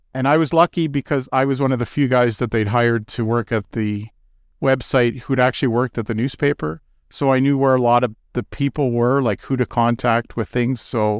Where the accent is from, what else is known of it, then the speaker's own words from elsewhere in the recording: Kitchener, Ontario, Canada; now in Toronto, Canada; I live in Toronto in the West End, though I grew up in Kitchener.